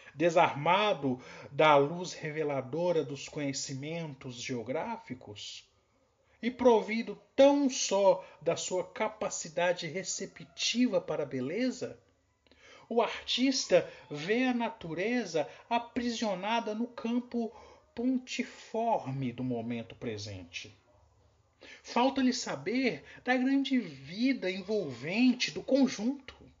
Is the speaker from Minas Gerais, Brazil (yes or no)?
yes; Cordisburgo, Minas Gerais, Brazil; Sou aqui de Cordesburgo, Minas Gerais, terra de Guimarães Rosa